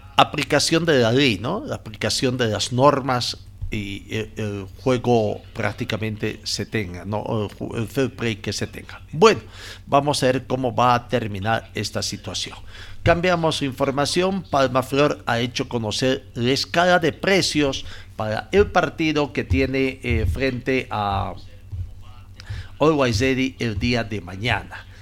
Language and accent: Spanish; Bolivia; nos interesa como bolivianos